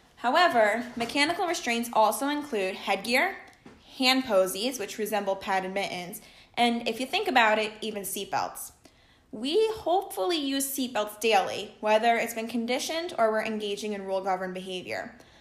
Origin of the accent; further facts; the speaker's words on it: Jersey Shore, New Jersey, United States; I was also born and raised on the Jersey Shore where I continue to reside.